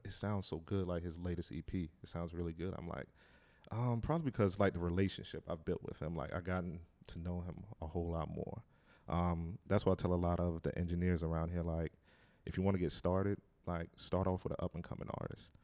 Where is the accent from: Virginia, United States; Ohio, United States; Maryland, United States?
Virginia, United States; Hampton; moved away as an adult; also born or lived in Detroit, Michigan / Wilson, North Carolina; now in North Carolina, United States; moved to Hampton, Virginia, and I grew up most of my life there.